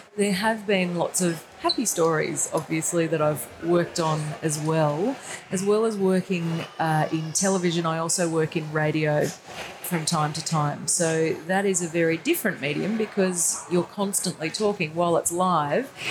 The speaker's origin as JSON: {"language": "English", "town": "Brisbane", "region": "Queensland", "country": "Australia", "said": "at Channel 10 in Brisbane, where I'm from"}